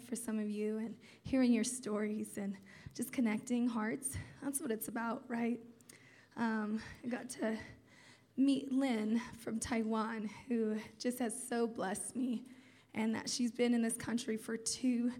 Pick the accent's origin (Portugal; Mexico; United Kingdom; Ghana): Portugal; Terceira, Azores; moved away; also born or lived in Turlock, California; Terceda, Azores, which is the island I was born on